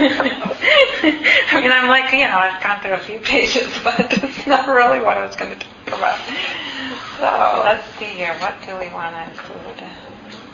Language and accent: English; Minnesota, United States; moved away; When I grew up in Minnesota and I went to the University of Minnesota my first year